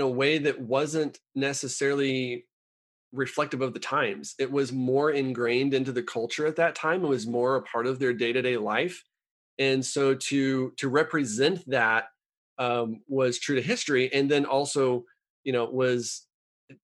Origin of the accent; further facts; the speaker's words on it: United States; as an American